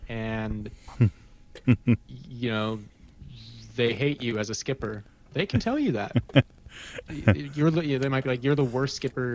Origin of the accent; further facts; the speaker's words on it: Fullerton, California, United States; also born or lived in New Jersey; I grew up in Fullerton, and I got my first job at Knott's Berry Farm in 2009.